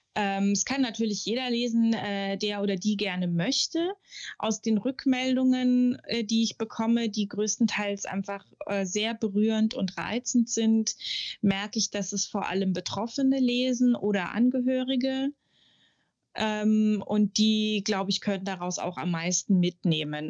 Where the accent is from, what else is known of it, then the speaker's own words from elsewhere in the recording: Munich, Bavaria, Germany; moved away; ich komme aus München, lebe da auch immer noch oder wieder eigentlich